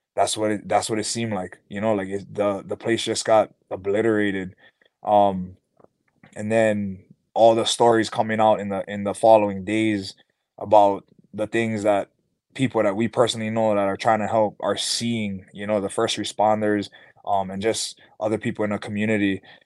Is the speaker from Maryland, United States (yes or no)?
no; Hawaii, United States; growing up in Hawaii, I've been like more of a player fan